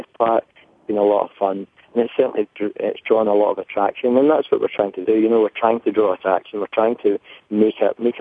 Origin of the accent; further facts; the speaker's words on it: Scotland, United Kingdom; accent: thick Scottish; my thick Scottish accent